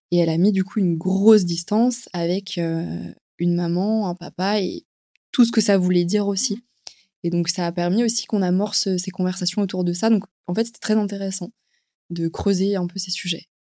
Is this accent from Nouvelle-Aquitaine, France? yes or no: no; Paris, Île-de-France, France; je suis une Parisienne